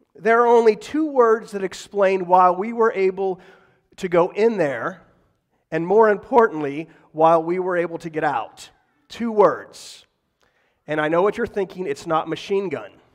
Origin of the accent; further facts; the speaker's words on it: McKeesport, Pennsylvania, United States; I grew up in McKeesport